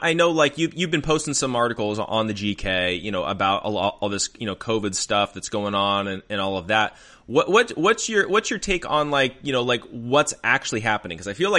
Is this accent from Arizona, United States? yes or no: yes; Arizona, United States; I grew up in Arizona